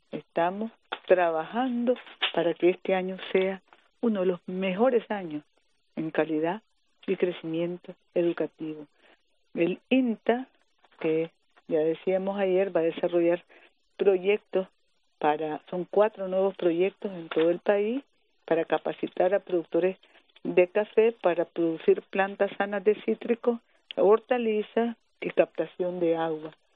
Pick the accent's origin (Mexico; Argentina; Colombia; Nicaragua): Nicaragua; somos las mujeres nicaragüenses